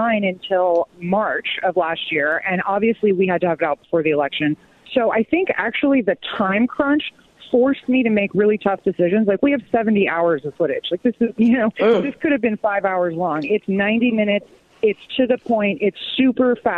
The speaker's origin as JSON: {"language": "English", "town": "Los Angeles", "region": "California", "country": "United States", "tie": "born or raised there", "said": "I grew up in Los Angeles"}